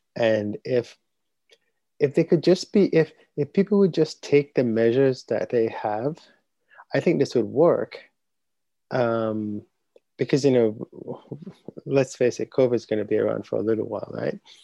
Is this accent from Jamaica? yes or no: yes; Jamaica; moved away; growing up in Jamaica